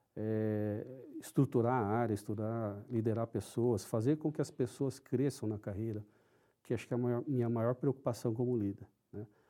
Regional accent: São Paulo, Brazil; first language Japanese; Portuguese is a second language; Eu nasci em São Paulo, sou paulistano

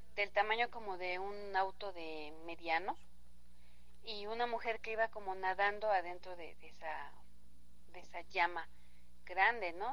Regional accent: Mexico City, Mexico; yo soy de la Ciudad de México y cuando vengo acá al, al municipio de Zempoala

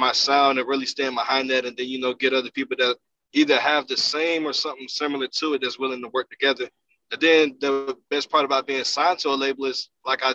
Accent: Fayetteville, United States; originally I'm straight from Fayetteville, you know, West Side.

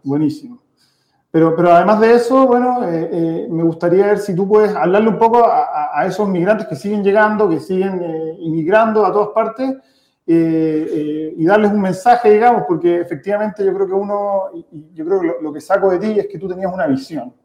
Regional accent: Chile; nosotros venimos de familia de inmigrantes, pero que ya, ya nacimos en Chile

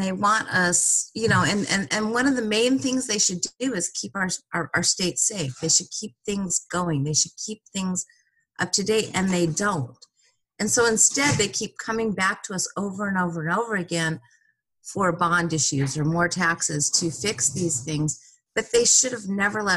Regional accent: Santa Monica, California, United States; And I grew up in Santa Monica, and in the 70s is when Dogtown skates started.

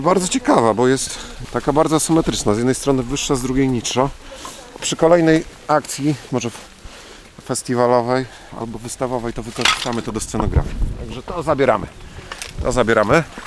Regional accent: Włodawa, Lublin Voivodeship, Poland; moved away as an adult; also born or lived in Czech Republic / Florence, Italy / London; Urodziłem się tutaj, urodziłem się we Włodawie. Tutaj chodziłem do szkoły

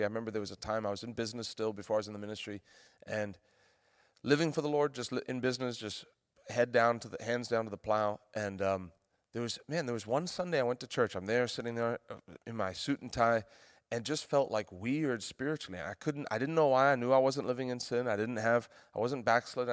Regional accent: South Africa; now in United States; We moved back to South Africa. where I'm from

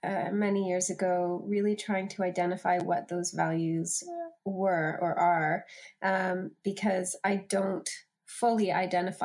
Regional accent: Canada; moved away as an adult; also born or lived in Australia; I'm from Canada originally, and my husband's Australian. So I spent a decade in Australia

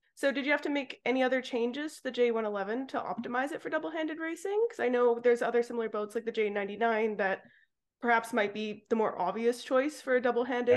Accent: Vancouver Island, Pacific Northwest, British Columbia, Canada; I'm from the Pacific Northwest as well on Vancouver Island

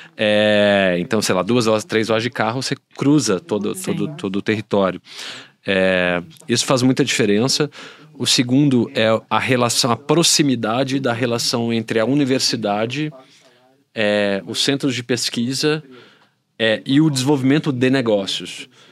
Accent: Belo Horizonte, Minas Gerais, Brazil; eu sou de BH

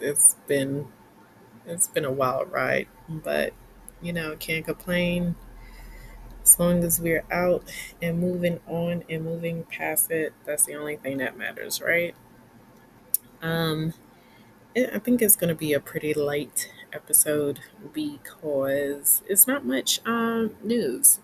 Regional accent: New York City, New York, United States; as a New Yorker

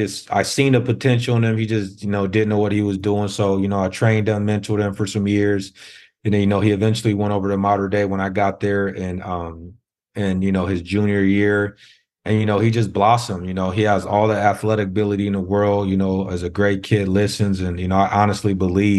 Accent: San Diego, California, United States; also born or lived in Zaire; I grew up in Southeast San Diego, which is the inner city out here.

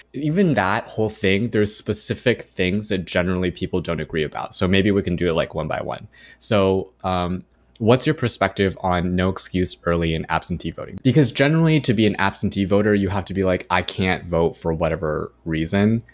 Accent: Irvine, California, United States; growing up in Irvine

